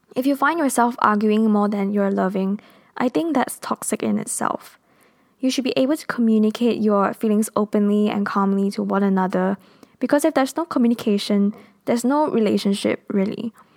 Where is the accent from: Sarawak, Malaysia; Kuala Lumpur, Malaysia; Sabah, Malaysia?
Kuala Lumpur, Malaysia; first language English; I am based in Kuala Lumpur, Malaysia. We are a multinational country and our national language is Malay, but my first language and mother tongue is English